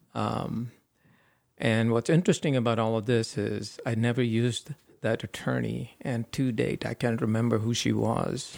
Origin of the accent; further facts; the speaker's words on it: India; moved away as an adult; now in United States; I grew up in India for the first twenty-one years. Then I came to the U S